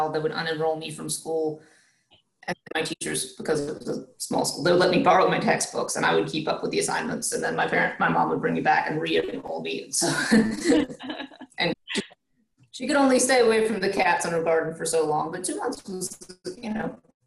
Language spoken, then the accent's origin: English; Franklin, North Carolina, United States; moved away as an adult; also born or lived in Madison County, North Carolina; now in Georgia, United States; I'm originally from Western North Carolina. I grew up in Macon County, Franklin area